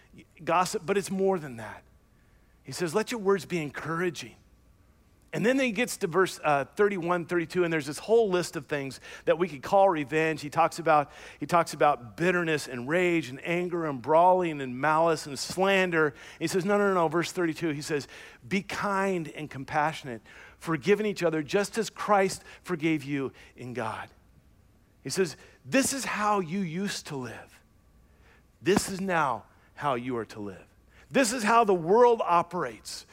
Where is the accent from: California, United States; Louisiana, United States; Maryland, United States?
Louisiana, United States; I was born and raised in the South, Louisiana, to be exact